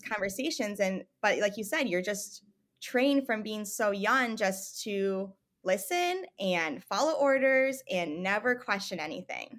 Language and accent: English; Michigan, United States; moved away as an adult; also born or lived in Tucson, Arizona / Missouri; I grew up in Michigan